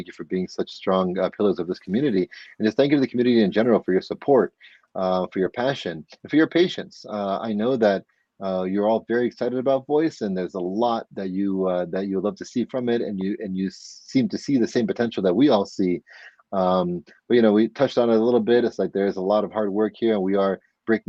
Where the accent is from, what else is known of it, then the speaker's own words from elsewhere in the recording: outside of Scranton, Pennsylvania, United States; moved away as an adult; now in New York, United States; I am from Pennsylvania. I'm from outside of Scranton, and I'm in a different county than Scranton's in. But I've been in New York for roughly half my life now